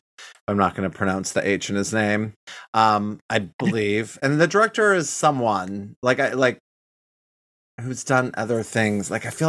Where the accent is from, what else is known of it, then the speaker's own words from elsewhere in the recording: Michigan, United States; accent: Michigan; sometimes when people mention I have, like, a sort of Michigan accent, I think that is my old accent.